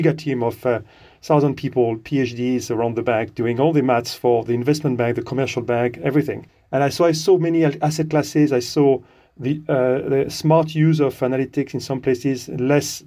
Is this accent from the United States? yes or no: no; France; moved away as an adult; now in United Kingdom; I'm from France originally. I've been living in the UK since the late 90s.